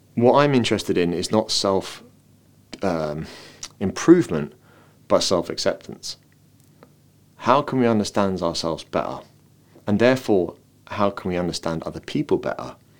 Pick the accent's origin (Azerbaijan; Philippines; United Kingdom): United Kingdom; London; now in Dublin, Ireland; I've come from a city. I come from London, and now I live in Dublin.